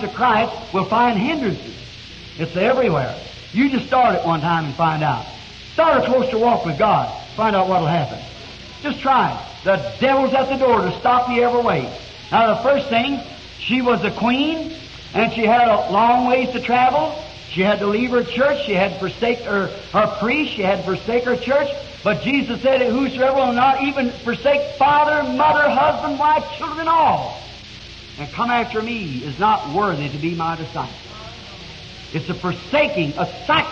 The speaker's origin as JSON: {"language": "English", "country": "United States", "said": "I'm American. I'm interested in my nation."}